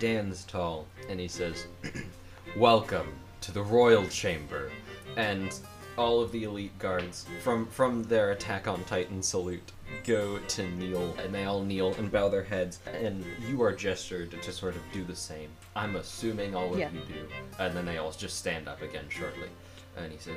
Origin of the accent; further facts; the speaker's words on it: United States; I'm an American